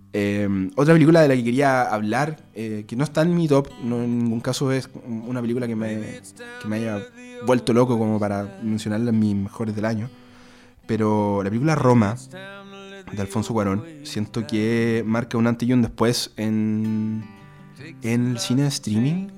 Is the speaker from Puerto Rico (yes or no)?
no; Concepción, Biobío, Chile; a Concepción, por ejemplo, de donde soy yo